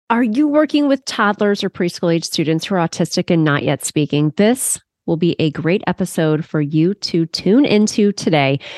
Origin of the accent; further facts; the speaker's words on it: Cleveland, Ohio, United States; this student actually lived here in my hometown